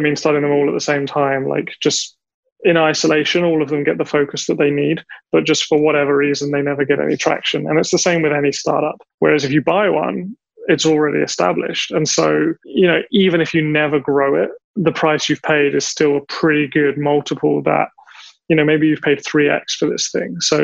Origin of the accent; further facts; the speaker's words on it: England, United Kingdom; now in Taiwan; I'm English